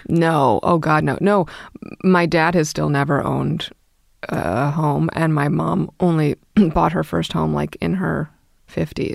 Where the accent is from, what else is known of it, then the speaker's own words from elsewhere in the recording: New York City, New York, United States; I grew up in Brooklyn